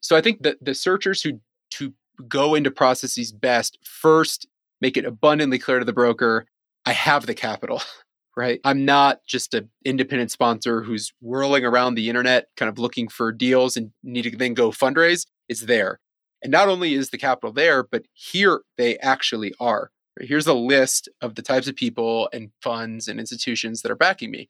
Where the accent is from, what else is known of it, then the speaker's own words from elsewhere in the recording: Cleveland, Ohio, United States; moved away as an adult; also born or lived in China; I'm from Cleveland, Ohio originally